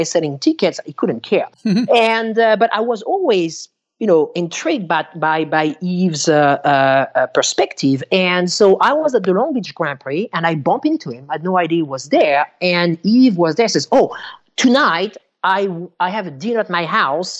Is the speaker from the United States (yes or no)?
no; Bourgogne-Franche-Comté, France; moved away; I grew up in France